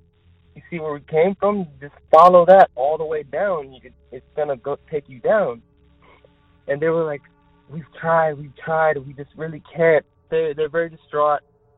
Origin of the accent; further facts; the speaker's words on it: Texas, United States; I'm from Texas, and I've been here for 7 years, and my friends came. I was with my friends that are also from Texas